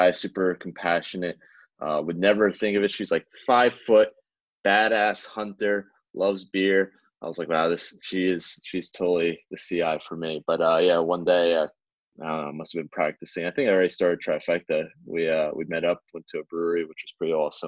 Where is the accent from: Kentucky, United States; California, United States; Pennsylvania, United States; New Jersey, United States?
New Jersey, United States; Glassboro; my hometown or business town of Glassboro